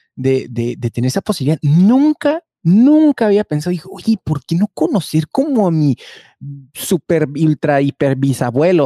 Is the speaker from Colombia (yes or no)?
no; Mexico